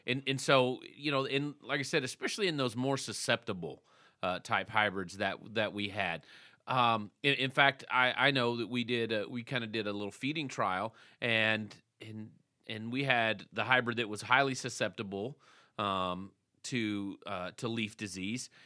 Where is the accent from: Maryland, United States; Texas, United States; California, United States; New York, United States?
Texas, United States; I was from Texas